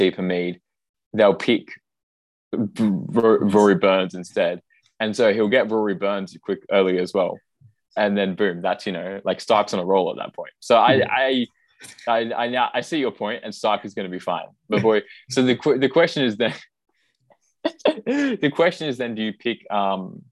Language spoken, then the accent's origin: English; Australia; now in United Kingdom; as an Australian living in the UK